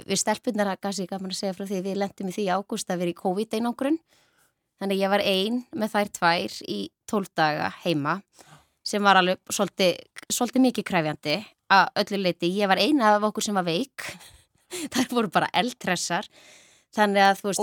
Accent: Ísafjörður, Westfjords, Iceland; Ég ólst upp á Ísafyrði

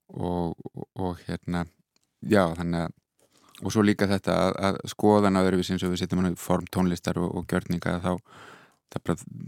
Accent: Iceland; also born or lived in Netherlands; now in Berlin, Germany; ég er hérna frá Íslandi

